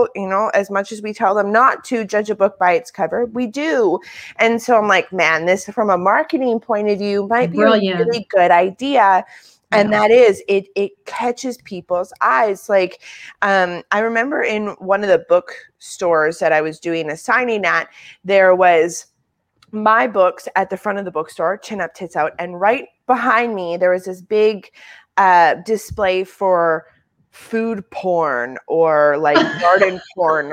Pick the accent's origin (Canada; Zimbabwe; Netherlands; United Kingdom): Canada; Manitoba; also born or lived in South Africa; North Dakota is like a 2.5 hour drive south of Manitoba where we are